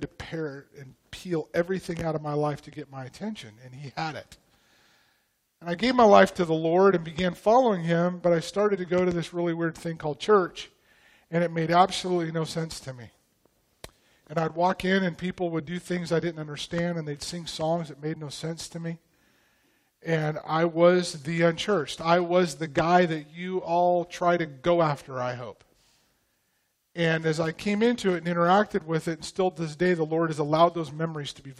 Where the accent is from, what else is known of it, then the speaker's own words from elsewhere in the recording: Post Falls, Idaho, United States; In a little town, my hometown, called Post Falls, Idaho, of about 12,000 people